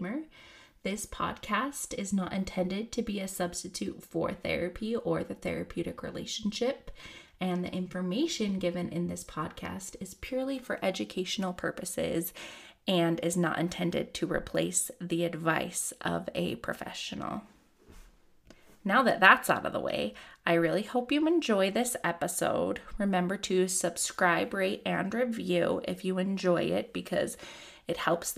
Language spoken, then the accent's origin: English; Utah, United States; I'm from Utah